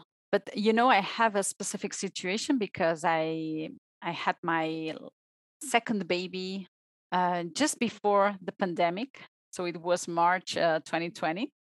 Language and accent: English; Barcelona, Catalonia, Spain; English is a second language; moved away as an adult; now in Switzerland; I am from Spain. I am from Barcelona.